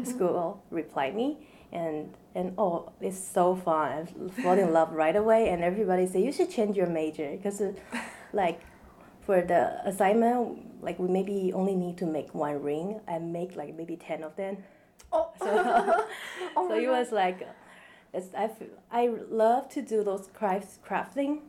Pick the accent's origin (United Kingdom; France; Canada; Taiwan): Taiwan; moved away as an adult; now in United States; I was born in Taiwan, which is an island in East Asia. And I moved here after high school